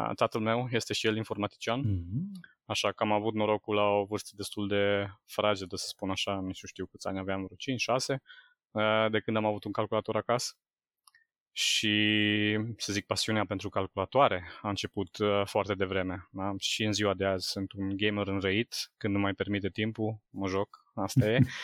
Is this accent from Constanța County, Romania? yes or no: no; Sânnicolau Mare, Timiș County, Romania; am rămas la liceu din orașul meu natal, eu sunt din sunt Nicolau Mare, aproape de Timișoara